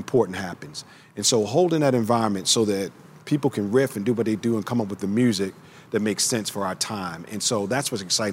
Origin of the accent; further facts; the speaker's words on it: Baltimore, Maryland, United States; I grew up in Baltimore, Maryland.